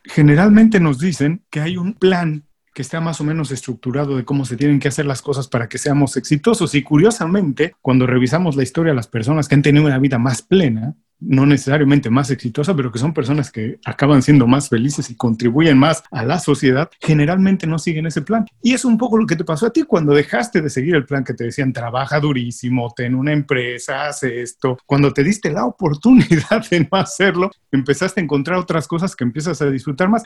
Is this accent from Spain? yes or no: no; Mexico; yo soy mexicano y en México tenemos la costumbre